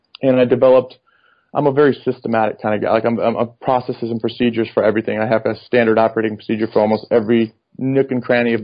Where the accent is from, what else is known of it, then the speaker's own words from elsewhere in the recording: Michigan, United States; also born or lived in Detroit; now in Dallas, United States; I'm originally from Michigan. I currently reside down here in Dallas.